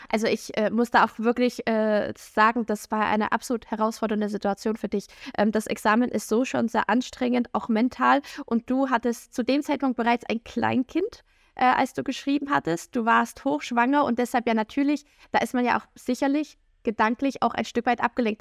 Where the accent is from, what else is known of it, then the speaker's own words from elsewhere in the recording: Saxony, Germany; also born or lived in Bavaria; ich komme aus dem Bundesland Sachsen